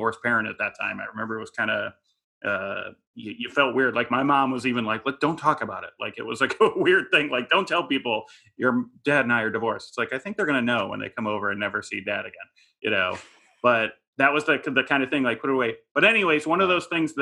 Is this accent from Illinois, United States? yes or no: yes; Chicago, Illinois, United States; moved away as an adult; also born or lived in San Francisco; now in Los Angeles, United States; It was a suburban Chicago, probably lower middle class family